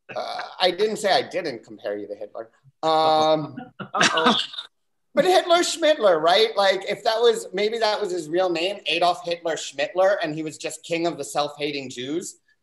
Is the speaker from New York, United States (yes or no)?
yes; New York City, New York, United States; my second best friend growing up in New York City